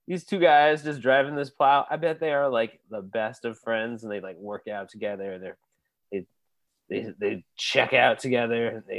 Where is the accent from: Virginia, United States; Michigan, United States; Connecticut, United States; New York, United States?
Connecticut, United States; I grew up in Connecticut.